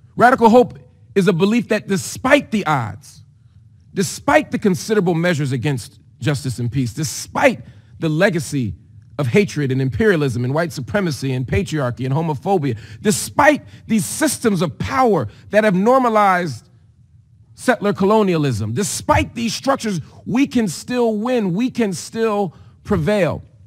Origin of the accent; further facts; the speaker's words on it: United States; As an American